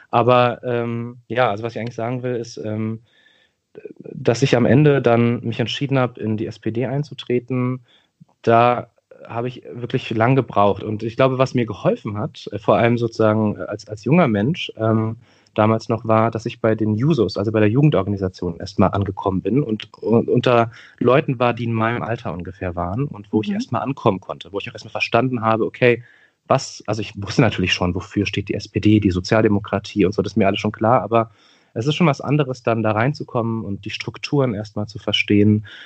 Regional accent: Berlin, Germany; äh, ich bin 32 Jahre alt, bin äh, geboren und aufgewachsen in Neukölln, einem Stadtteil von Berlin, von dem haben sicherlich viele gehört. Ich lebe auch in Neukölln nach wie vor.

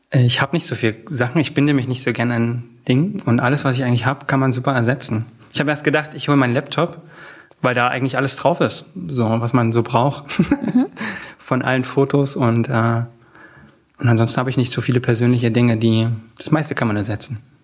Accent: Oschatz, Saxony, Germany; moved away as an adult; now in Berlin, Germany; Aus Oschatz, das ist eine Kleinstadt äh, zwischen Leipzig und Dresden

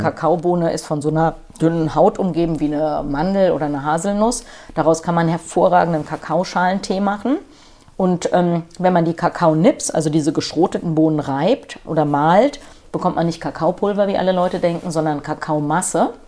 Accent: Frankfurt am Main, Hesse, Germany; also born or lived in Schleswig-Holstein; ich bin Frankfurter Major, ich bin hier beim Hol am Holzhausenpark geboren

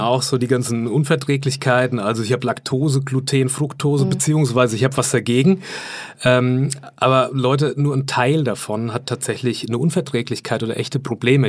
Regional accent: Lower Franconia, Bavaria, Germany; Ich komme aus Unterfranken ursprünglich.

